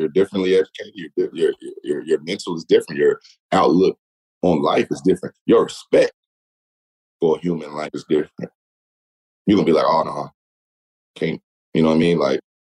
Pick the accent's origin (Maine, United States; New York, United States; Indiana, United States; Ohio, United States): Indiana, United States; Gary; I'm from Gary